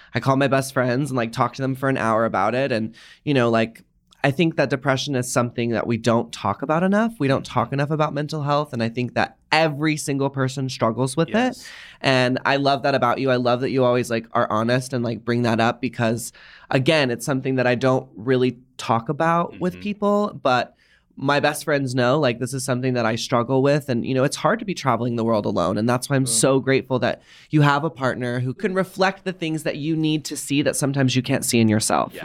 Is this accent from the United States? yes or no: yes; the South, United States; I grew up in the South